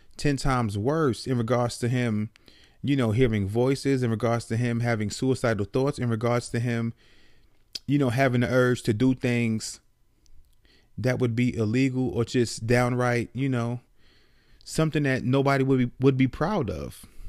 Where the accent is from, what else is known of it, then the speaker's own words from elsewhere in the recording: New York City, New York, United States; moved away as an adult; now in Atlanta, United States; I grew up in the Bronx, New York, and I moved when I was, I believe I was twenty-one, I moved from the Bronx, New York to Atlanta